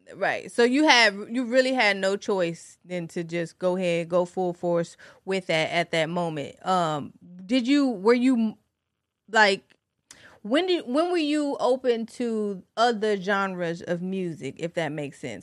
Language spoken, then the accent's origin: English; Detroit, Michigan, United States; now in Virginia Beach, United States; I'm from Detroit